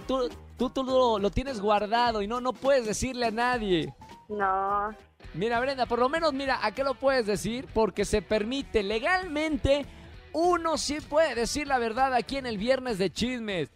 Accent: northern Mexico, Mexico; accent: norteño; moved away; Ese acento sonó como de mi tierra, de por allá el norte

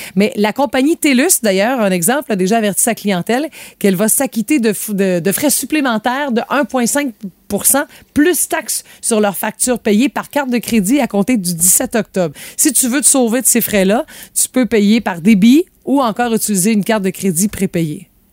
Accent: Quebec, Canada; chez nous au Québec

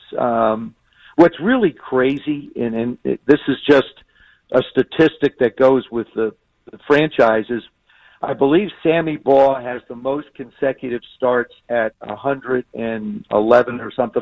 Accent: South River, New Jersey, United States; moved away; I grew up in South River, and it's right in Middlesex County

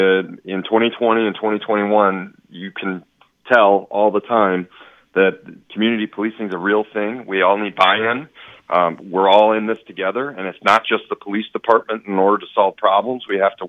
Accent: Fond du Lac, Wisconsin, United States; moved away as an adult; now in Muskego, United States; I'm from Fondy.

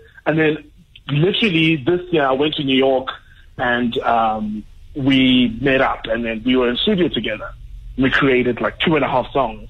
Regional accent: South Africa; I'm South African

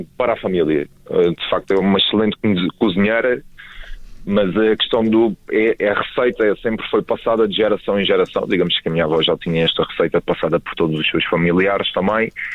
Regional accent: Elvas, Alentejo, Portugal; now in Lisbon, Portugal; uma vez que eu sou de Elvas e já resido em Lisboa há bastantes anos, eu diria há mais de 15 anos

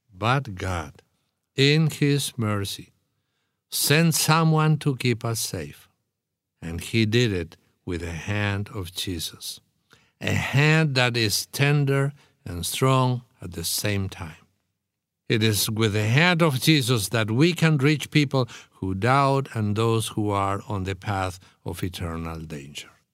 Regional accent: Argentina; moved away as an adult; I spent forty years in my country. So I was born, raised, educated, and trained as a pastor.

